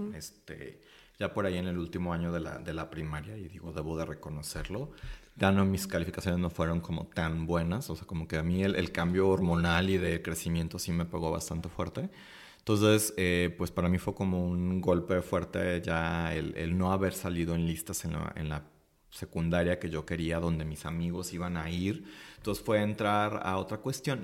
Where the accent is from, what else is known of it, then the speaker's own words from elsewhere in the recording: Guadalajara, Jalisco, Mexico; soy de aquí de Guadalajara, Jalisco.